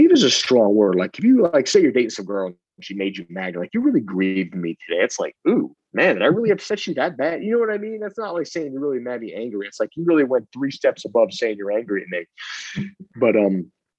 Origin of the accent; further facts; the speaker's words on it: Long Island, New York, United States; I'm from Long Island.